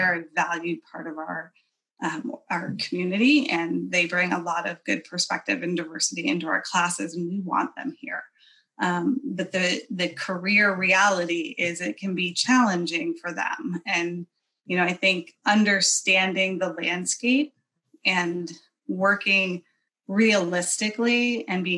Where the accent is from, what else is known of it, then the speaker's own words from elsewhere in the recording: Chicago, Illinois, United States; moved away as an adult; now in Atlanta, United States; I was born and raised in the Chicago area